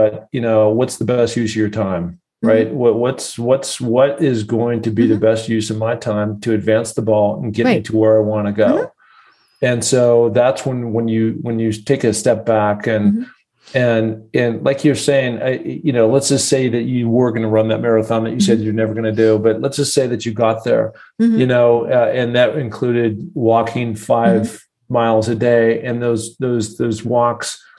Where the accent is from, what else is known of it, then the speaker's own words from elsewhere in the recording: Seattle, Washington, United States; I grew up in Seattle